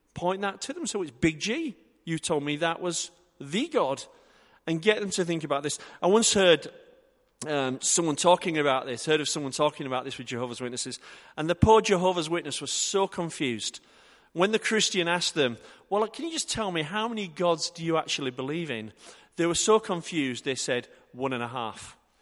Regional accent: Yorkshire and the Humber, United Kingdom; I'm from Yorkshire

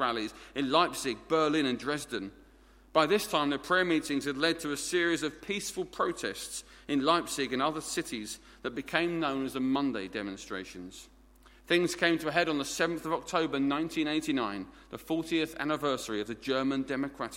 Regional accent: Essex, East of England, United Kingdom; accent: Essex; My native tongue is Essex, and we speak our own language down there in it

